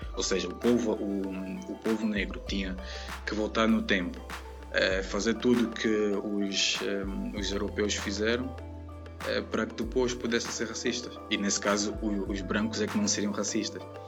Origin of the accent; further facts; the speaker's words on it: Angola; moved away as an adult; now in Coimbra, Portugal; sou angolano, residente em Coimbra eh, há uh, um ano, uh, vivo em Portugal há dois anos já